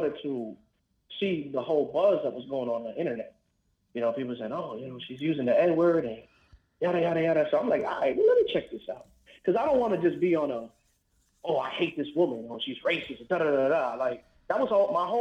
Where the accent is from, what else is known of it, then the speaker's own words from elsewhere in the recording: New York City, New York, United States; now in Florida, United States; I grew up in the South Bronx